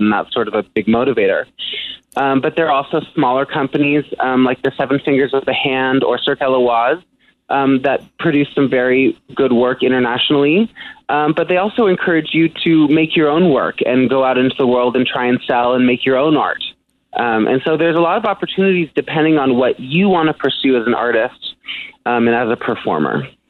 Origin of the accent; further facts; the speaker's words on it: San Francisco, California, United States; in San Francisco, my hometown